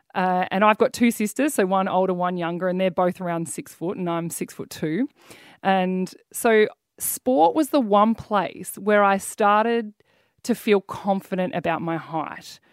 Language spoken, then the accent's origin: English; Mornington Peninsula, Victoria, Australia; I grew up down the Mornington Peninsula